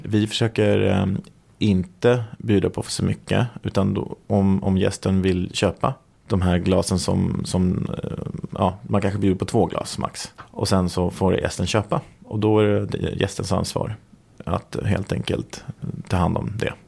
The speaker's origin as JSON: {"language": "Swedish", "country": "Sweden", "said": "vi är svenskar"}